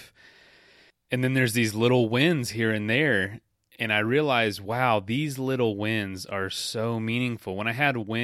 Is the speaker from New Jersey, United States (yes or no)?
no; Florida, United States; I'm from the South. I'm from Florida